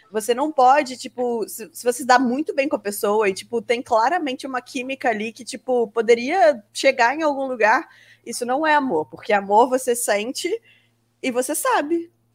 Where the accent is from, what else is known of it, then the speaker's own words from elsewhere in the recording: Brazil; a gente que tá aqui brazucas e tal, morando no Brasil, crescemos no Brasil, estudamos no Brasil